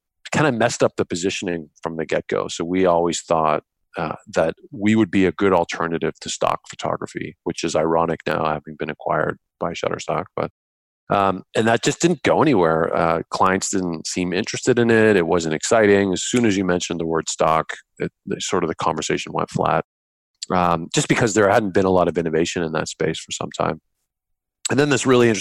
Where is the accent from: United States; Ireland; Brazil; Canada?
Canada; being Canadian, our biggest client was BlackBerry